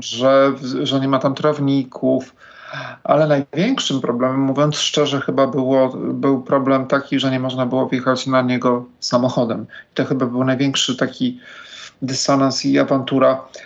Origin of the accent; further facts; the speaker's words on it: Poznań, Greater Poland, Poland; now in Warsaw, Poland; Ja jestem z Poznania